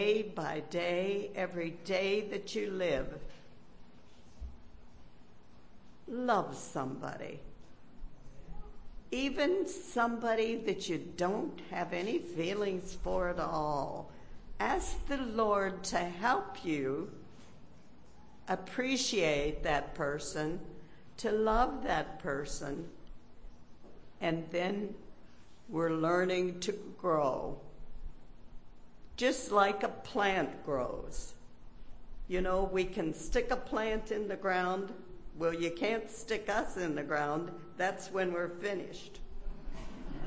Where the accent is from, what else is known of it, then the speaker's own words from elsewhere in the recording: Pennsylvania, United States; Growing up in the hills of Pennsylvania